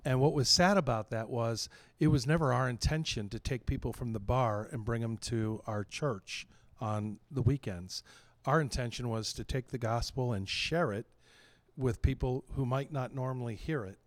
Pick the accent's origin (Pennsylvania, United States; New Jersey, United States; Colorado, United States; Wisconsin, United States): Pennsylvania, United States; New Castle; moved away as an adult; now in Saint Louis, United States; I grew up in Newcastle, Pennsylvania